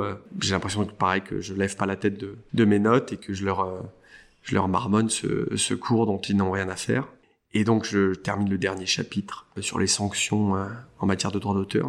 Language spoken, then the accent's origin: French; Saint-Cloud, Île-de-France, France; J'ai passé mon enfance euh, en banlieue parisienne, euh, Saint-Cloud, euh, qui est plutôt une banlieue chic